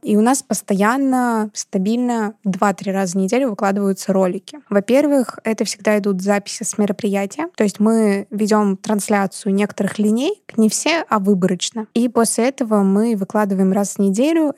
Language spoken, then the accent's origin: Russian; Saint Petersburg, Russia; я из Петербурга